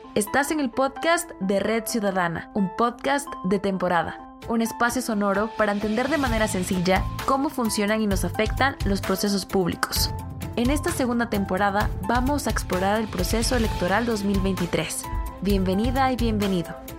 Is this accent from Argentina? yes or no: no; Guatemala; en Guatemala salimos a votar